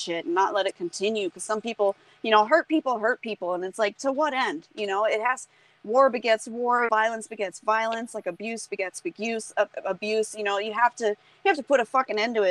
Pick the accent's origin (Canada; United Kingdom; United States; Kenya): United States; North Carolina; I was born in North Carolina